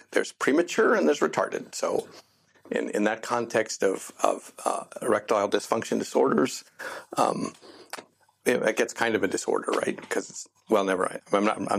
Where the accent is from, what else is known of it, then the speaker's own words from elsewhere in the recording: Columbia, Missouri, United States; now in Tokyo, Japan; moved to my hometown.